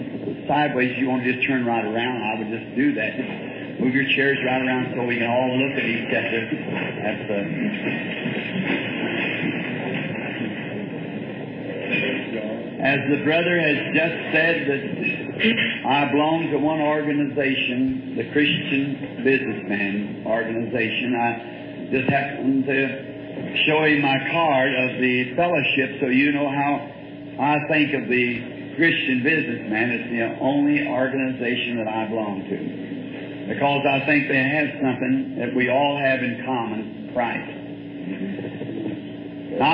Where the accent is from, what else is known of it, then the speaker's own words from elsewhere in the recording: the South, United States; I'm a Southerner.